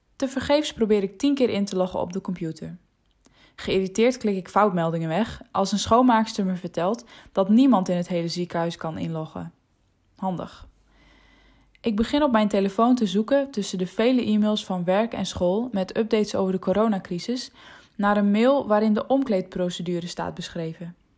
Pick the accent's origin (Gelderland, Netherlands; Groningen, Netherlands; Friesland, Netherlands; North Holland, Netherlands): Friesland, Netherlands; first language West Frisian; Dutch is a second language; in mijn moedertaal